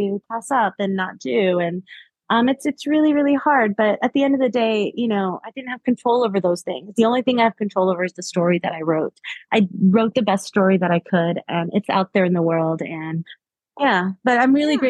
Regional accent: South Florida, United States; I grew up in South Florida

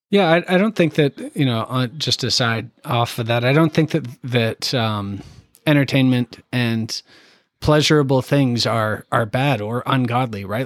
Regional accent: Canada; now in Indianapolis, United States; I'm from Canada

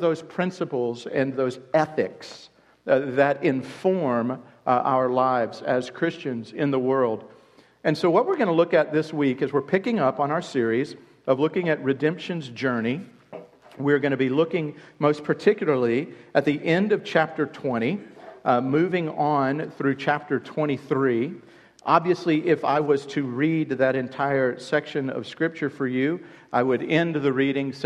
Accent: United States; introducing myself as an American

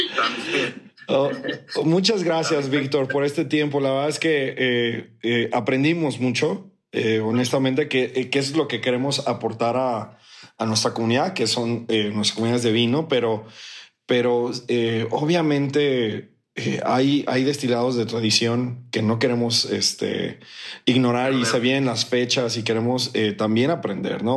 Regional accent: Mexico; soy mexicano

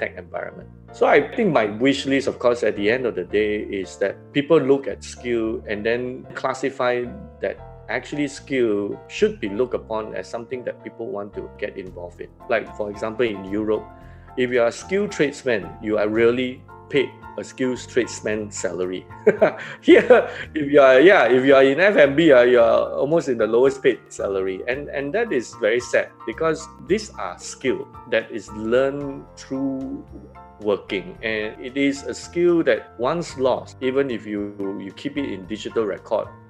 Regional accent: Singapore; I sort of grew how Singapore grew. Independence was 1965, so I'm born in the year 1966. So in a way, my life history as a Singaporean being 54 years old

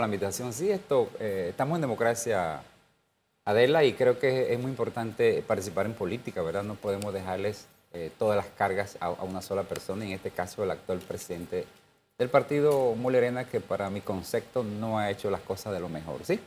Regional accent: Panama; yo soy panameño, yo quiero mi Panamá

